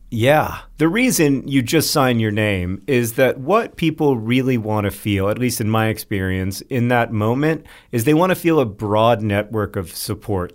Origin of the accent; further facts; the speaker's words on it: Florida, United States; growing up in Florida